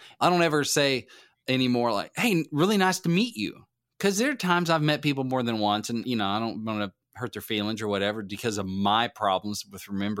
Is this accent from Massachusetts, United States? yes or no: no; White River, Baxter County, Arkansas, United States; They got some world-class trout fishing on the White River and river I grew up on in my hometown.